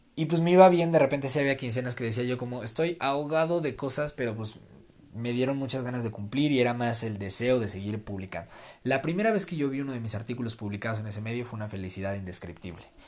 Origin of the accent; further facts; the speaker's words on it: Mexico; para los que somos mexicanos